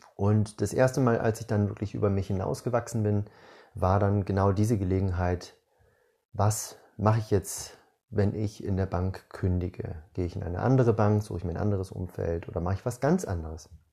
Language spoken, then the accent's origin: German; Northern Germany, Germany; moved away as an adult; now in Southern Germany, Germany; Ich bin in Norddeutschland geboren, bin mit 18 umgezogen, habe damals nach der 12. Klasse meine Schullaufbahn beendet und eine Ausbildung gemacht in Süddeutschland, wo ich immer noch wohne